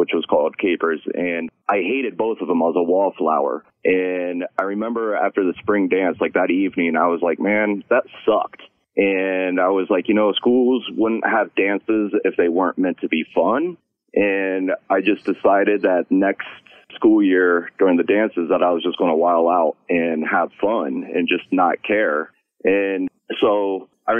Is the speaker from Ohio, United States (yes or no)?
yes; Columbus, Ohio, United States; I was born and raised here in Columbus, Ohio